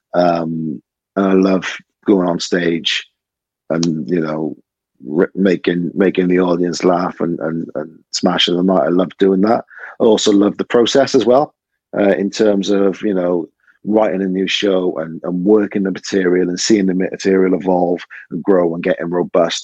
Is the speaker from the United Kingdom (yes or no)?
yes; Cardiff, Wales, United Kingdom; I grew up in Butetown.